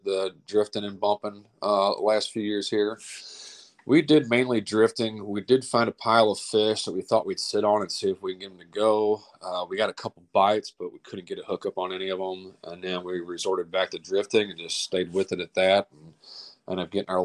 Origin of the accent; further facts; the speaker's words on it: St. Louis, Missouri, United States; I'm from St. Louis, Missouri, out of South County, Oakville to be specific